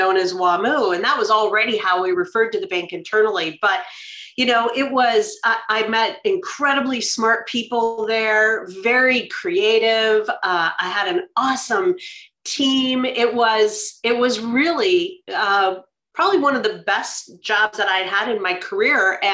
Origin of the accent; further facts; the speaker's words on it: Minneapolis, Minnesota, United States; moved away as an adult; now in Seattle, United States; I am from Minneapolis, born and raised